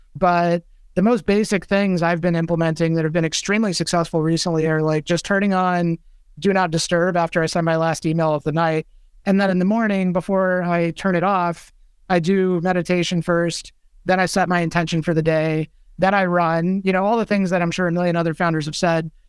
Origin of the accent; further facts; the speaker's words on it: Mojave Desert, Southern California, United States; moved away as an adult; also born or lived in Bay Area / East Coast; I grew up in Southern California in the Mojave Desert on a cattle ranch